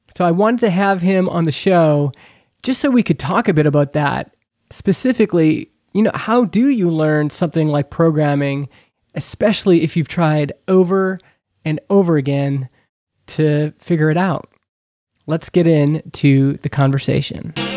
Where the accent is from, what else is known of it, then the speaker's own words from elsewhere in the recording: Canada; we're both from Canada.